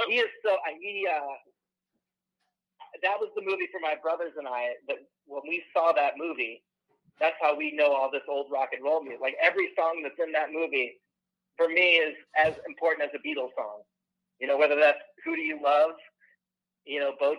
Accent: Ireland; I'm the Irish guy with the weird name.

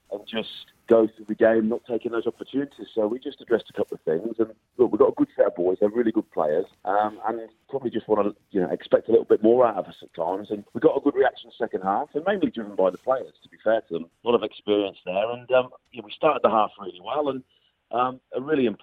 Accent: England, United Kingdom; moved away as an adult; now in Edinburgh, United Kingdom; Us Englishmen have got to stick together.

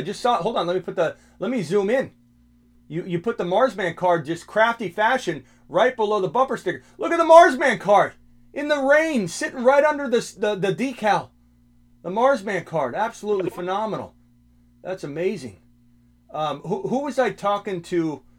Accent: Arizona, United States; I can say that because this is my home state.

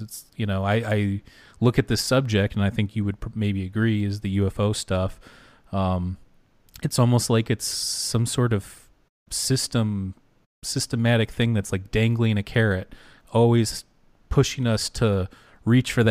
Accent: Michigan, United States; I'm from Michigan

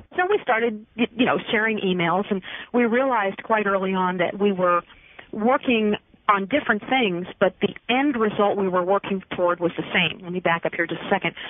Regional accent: New York, United States; also born or lived in Pennsylvania / Wilmington, North Carolina; I grew up in New York State

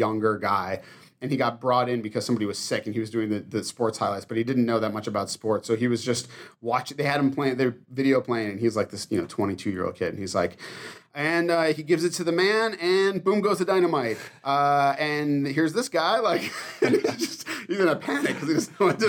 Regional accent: East Coast, United States; now in Minneapolis, United States; I grew up on the East Coast and didn't really know my extended family

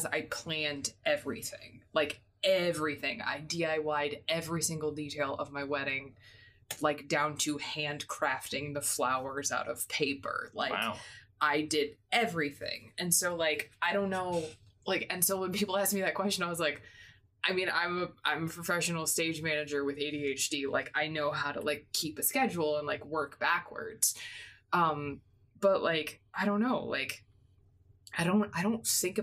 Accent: Midwest, United States; I grew up in the Midwest where, like, you always had to drive 20 minutes for everything

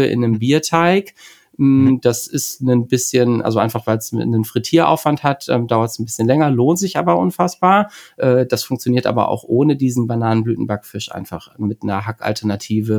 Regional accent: Bremen, Germany; ich bin ähm, äh, in der Nähe von Bremen geboren und sitze jetzt auch wieder in Bremen

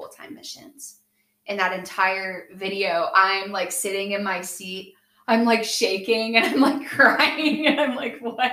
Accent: Chillicothe, United States; I'm from Chillicothe

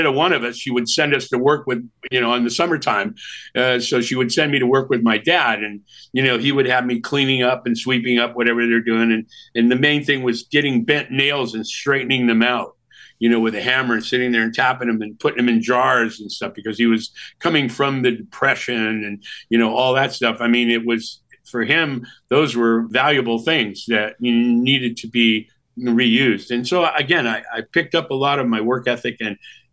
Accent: San Jose, California, United States; also born or lived in Milwaukee; I grew up in San Jose

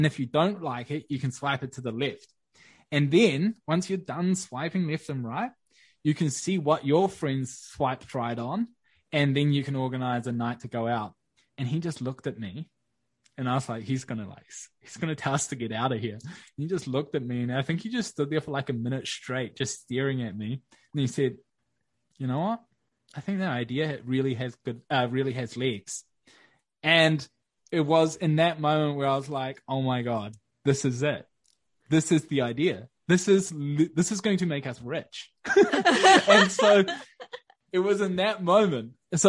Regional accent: Wellington, New Zealand; we moved into this new fancy ass co-working space in my hometown in Wellington.

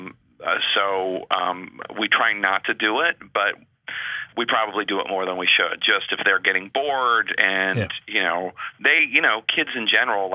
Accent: Philadelphia, Pennsylvania, United States; now in Washington, D.C., United States; I come from Philadelphia

